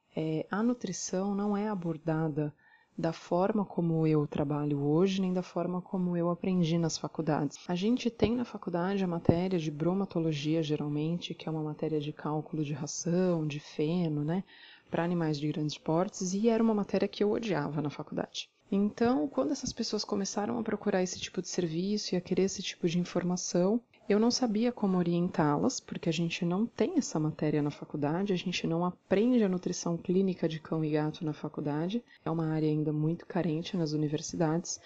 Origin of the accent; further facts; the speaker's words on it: Santos, São Paulo, Brazil; Eu sou de Santos